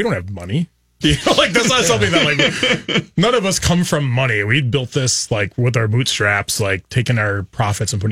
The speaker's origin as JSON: {"language": "English", "town": "Milwaukee", "region": "Wisconsin", "country": "United States", "tie": "born or raised there", "also_born_or_lived": "Stevens Point, Wisconsin", "said": "I'm a Wisconsin boy, like born and raised"}